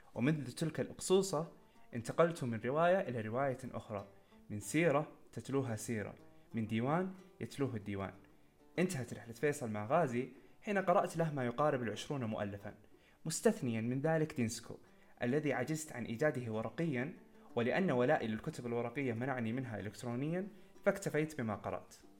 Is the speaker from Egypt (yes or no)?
no; Saudi Arabia; نحن كسعوديين